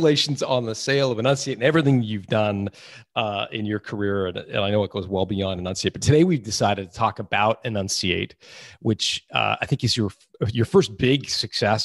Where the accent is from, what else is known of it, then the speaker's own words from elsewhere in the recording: Canada; I'm Canadian